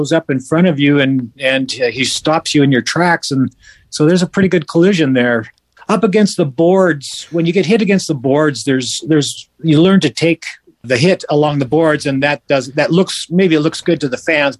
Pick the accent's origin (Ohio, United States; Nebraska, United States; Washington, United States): Washington, United States; Bellevue; also born or lived in Edmonton, Alberta, Canada; I was born in Edmonton, Alberta, and until the age of seven. Then at the age of seven, we moved to Bellevue, Washington